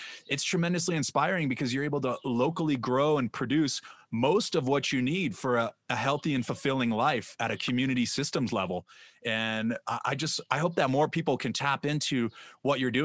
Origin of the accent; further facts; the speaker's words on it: California, United States; I'm from California